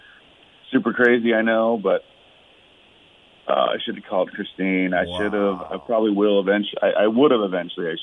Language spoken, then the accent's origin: English; Dayton, Ohio, United States; now in Kentucky, United States; I grew up in Dayton